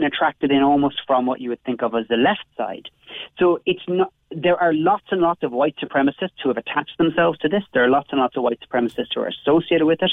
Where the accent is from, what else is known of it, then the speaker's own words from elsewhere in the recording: Cobh, Munster, Ireland; of course I'm from Cove